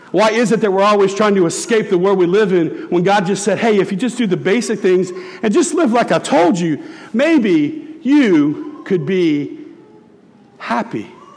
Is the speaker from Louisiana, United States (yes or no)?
yes; Tiger Stadium, Louisiana, United States; I grew up in Tiger Stadium